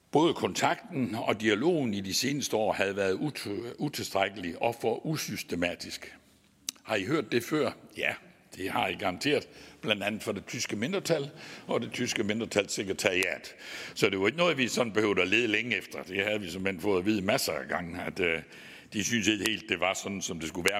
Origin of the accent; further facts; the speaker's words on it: Vojens, Southern Denmark, Denmark; accent: Southern Jutlandic (sønderjysk); så er jeg jo sønderjyde, og det kan I også godt samtidig høre på min dialekt